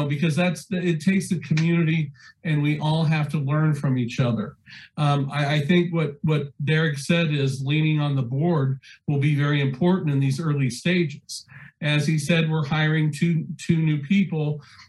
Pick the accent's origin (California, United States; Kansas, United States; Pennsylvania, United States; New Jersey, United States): Kansas, United States; Salina; Mary, my background, I come from Salina, and we have the rich cultural river festival that I think is a jewel for that community.